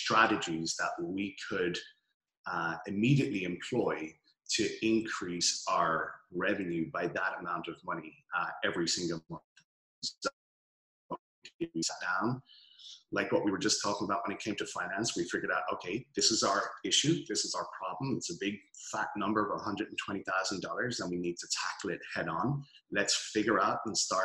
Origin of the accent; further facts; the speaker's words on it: Dublin, Leinster, Ireland; moved away as an adult; also born or lived in Melbourne, Australia; now in Los Angeles, United States; So originally hail from Dublin, Ireland, city center boy. Was born there, grew up for a few years in Melbourne, Australia, and moved back to Dublin.